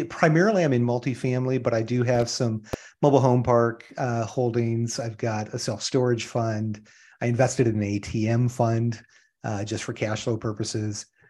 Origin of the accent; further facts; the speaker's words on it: Iron River, Michigan, United States; moved away as an adult; also born or lived in Southern California; now in Phoenix, United States; I grew up in small town U S A, small little city in northern Michigan in what is called the U P, in the Upper Peninsula of Michigan, um, Iron River